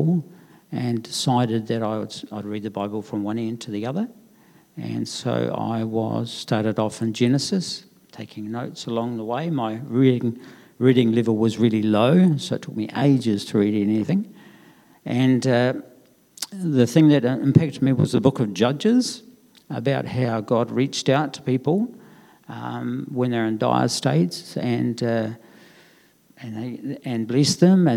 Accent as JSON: {"language": "English", "town": "Christchurch", "region": "Canterbury", "country": "New Zealand", "tie": "born or raised there", "said": "I grew up in North New Brighton"}